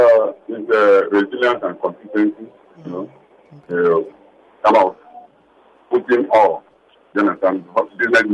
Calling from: Lekki, Lagos, Nigeria; I had called earlier in the previous segment.

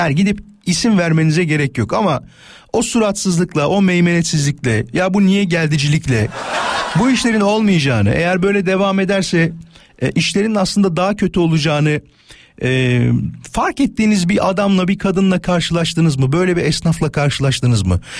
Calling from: Yalova, Turkey; Ben Yalova'dan.

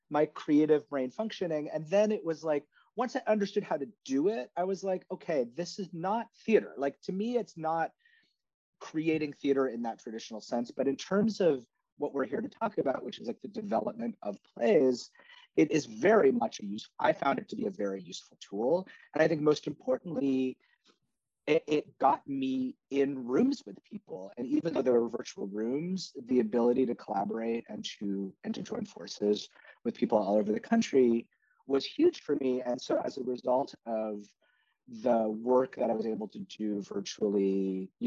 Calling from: New York City, New York, United States; I'm at home in New York City and Hamilton Heights

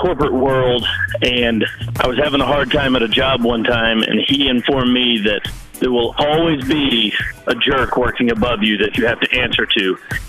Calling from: Bentonville, Arkansas, United States; I'm calling from Bentonville, Arkansas.

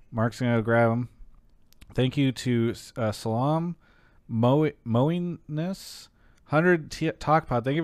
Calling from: São Paulo, Brazil; I'm calling from Sao Paulo, Brazil.

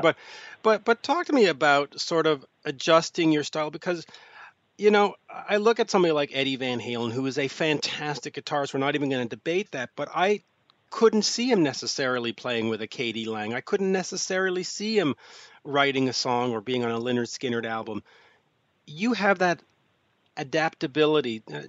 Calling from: Montreal, Quebec, Canada; I am calling from Montreal, Quebec, Canada.

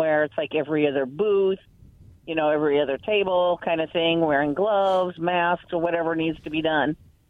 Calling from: Kennewick, Washington, United States

